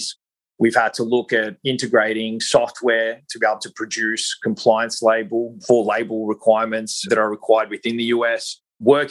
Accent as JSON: {"language": "English", "country": "Australia", "moved": "yes", "lives_now": "Southern California, United States", "said": "I am not a native of the US. I'm originally from Australia, currently reside in Southern California"}